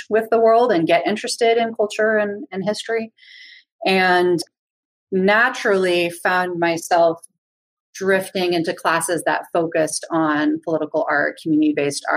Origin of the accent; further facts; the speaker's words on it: Berkeley, California, United States; I grew up in Berkeley, and like, my first community was like old school Berkeley hippies